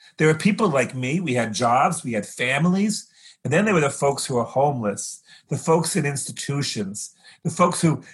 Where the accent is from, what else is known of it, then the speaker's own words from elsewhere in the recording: Fresno, California, United States; I grew up in Fresno, California, a desert kind of town that's been irrigated